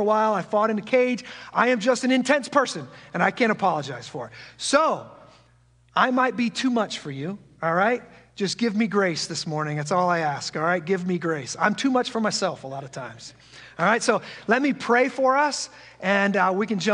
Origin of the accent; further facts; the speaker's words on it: just outside of the Quad Cities, Iowa, United States; also born or lived in Omaha, Nebraska; I was born and raised just outside of the Quad Cities in a small farm community very similar to this one, and I'm one of those rare souls who never left his hometown